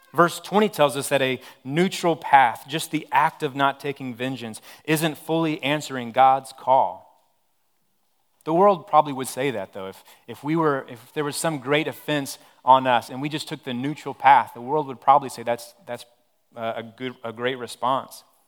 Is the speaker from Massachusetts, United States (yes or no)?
no; Odessa, Texas, United States; moved away; I'm originally from Odessa, Texas.